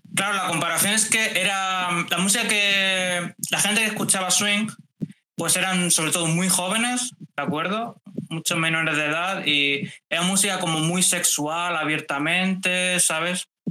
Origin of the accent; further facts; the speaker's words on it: Valencia, Valencian Community, Spain; de Valencia, una ciudad aquí de España